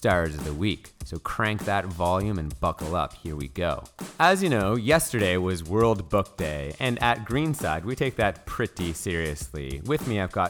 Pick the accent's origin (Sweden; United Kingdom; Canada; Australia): Canada; moved away; I'm from Canada.